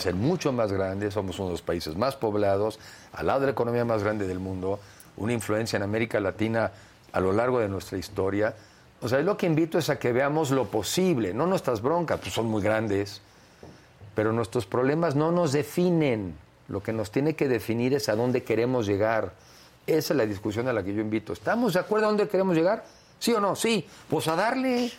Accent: Mexico; yo sí asumo hoy como mexicano

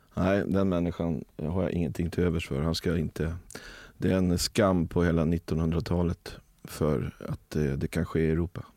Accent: Rö, Sweden; Där, där jag växte upp i, i, i Rö så, så hade, eh, var det en kungajakt per år och då var jag drevkarl.

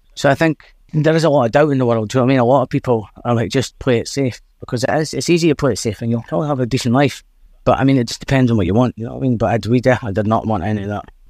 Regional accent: Dundee, Scotland, United Kingdom; accent: Scottish; a place we are from in Drybra and s, and Dundee

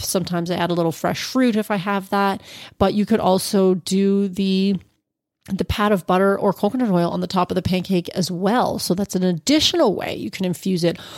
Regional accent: Ontario, Canada; he hails from my hometown

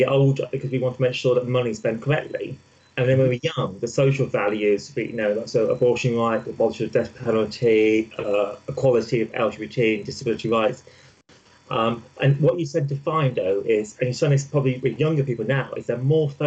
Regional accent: Midlands, United Kingdom; I'm not from London, I'm actually from the Midlands

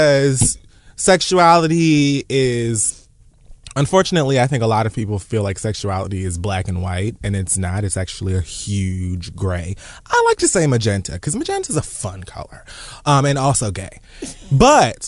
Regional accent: United States; I was born in America. My parents were born in Jamaica

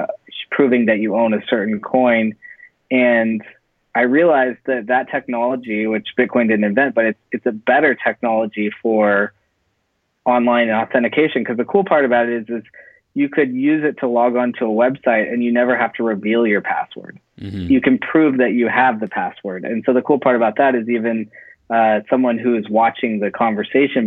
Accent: Silicon Valley, California, United States; moved away as an adult; now in Los Angeles, United States; I'm actually from Silicon Valley. That's where I grew up

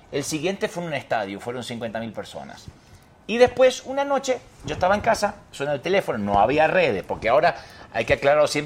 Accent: Buenos Aires, Argentina; De Buenos Aires. Argentina.

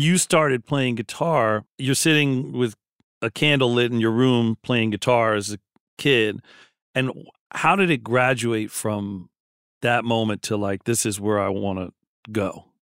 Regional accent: Philadelphia, Pennsylvania, United States; I grew up in Philly

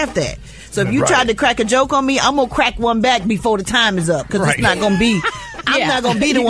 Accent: Chicago, Illinois, United States; I'm from Chicago.

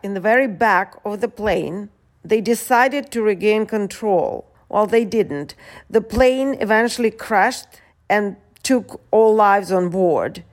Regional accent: San Francisco, California, United States; San Francisco, my hometown.

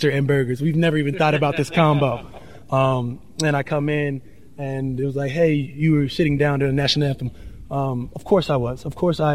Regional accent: United States; we are Americans.

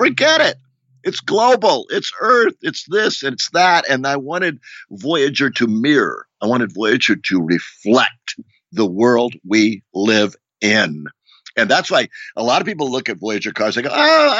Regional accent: Rio de Janeiro, Brazil; moved away; I grew up in Rio de Janeiro as a kid

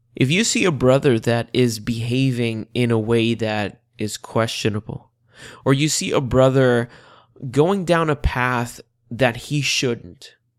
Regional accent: Puerto Rico; now in Central Florida, United States; I was born and raised in the beautiful island of Puerto Rico

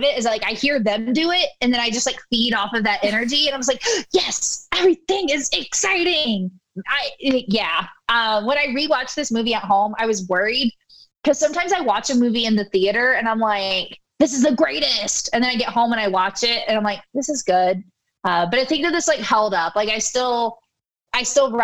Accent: East Coast, United States; I'm from the East Coast

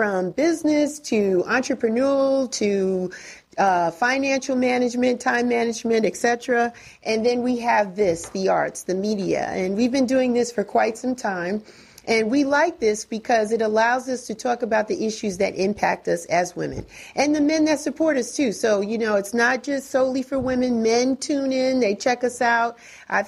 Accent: Northeast, United States; now in Atlanta, United States; I'm from the Northeast

